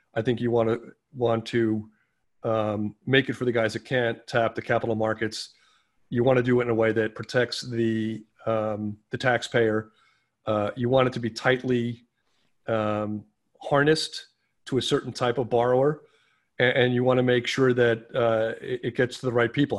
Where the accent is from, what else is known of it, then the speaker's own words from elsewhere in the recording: New York City, New York, United States; I'm a New Yorker through and through